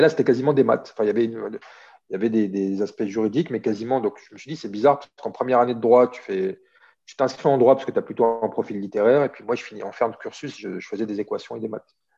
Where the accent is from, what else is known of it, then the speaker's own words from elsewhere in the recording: Saint-Denis, Île-de-France, France; moved away as an adult; also born or lived in Oran, Algeria / Skikda, Algeria / Algiers, Algeria / Paris, France; now in Marseille, France; j'ai grandi à Saint-Denis. Toute mon adolescence et l'âge adulte euh, à Saint-Denis, avant de m'installer à Marseille